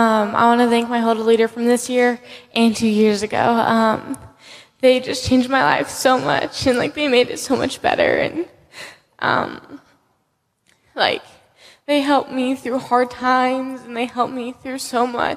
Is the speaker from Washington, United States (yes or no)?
yes; Kittitas, Washington, United States; I'm from Kittitas, Washington.